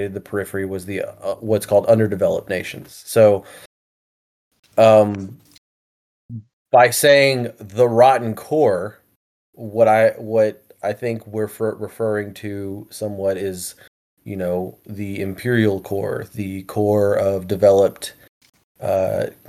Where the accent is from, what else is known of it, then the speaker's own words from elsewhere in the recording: Houston, Texas, United States; now in Augusta, United States; Originally I'm from Texas, from the Houston area, but I moved over here because this is my wife's hometown